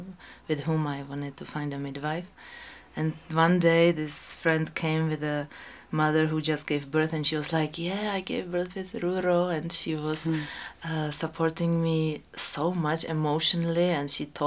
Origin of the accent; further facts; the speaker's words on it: Czechia; now in Peru; I was born in Czech Republic